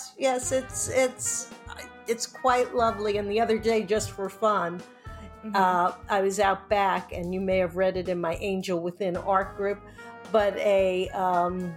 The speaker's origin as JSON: {"language": "English", "region": "New York", "country": "United States", "tie": "born or raised there", "moved": "yes", "lives_now": "California, United States", "said": "growing up in New York and growing and being on the West Coast"}